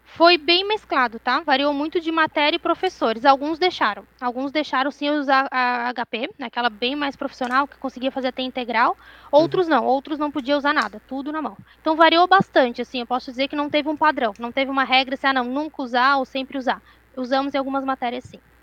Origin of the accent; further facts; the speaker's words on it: Florianópolis, Santa Catarina, Brazil; Eu sempre morei em Floripa, sou daqui de Floripa